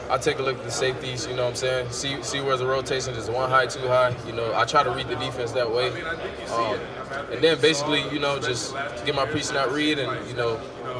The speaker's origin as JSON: {"language": "English", "town": "Chicago", "region": "Illinois", "country": "United States", "tie": "born or raised there", "also_born_or_lived": "Naperville, Illinois", "said": "I'm from Chicago, but I went to high school in Naperville"}